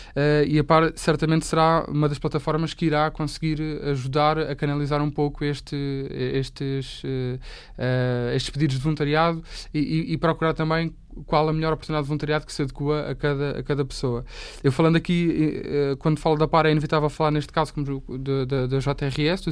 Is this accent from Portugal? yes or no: yes; Portugal; eu, enquanto português, que sei falar pelo menos, sei, sei a língua